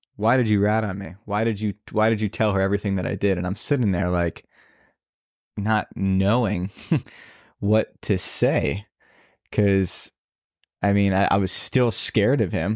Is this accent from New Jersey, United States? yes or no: yes; New Jersey, United States; moved away; I'm originally from New Jersey.